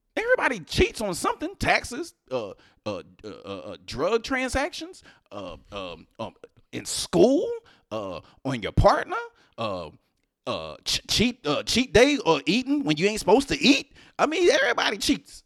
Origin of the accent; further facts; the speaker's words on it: Houston, Texas, United States; now in New Jersey, United States; I'm from Houston, I'm from H-Town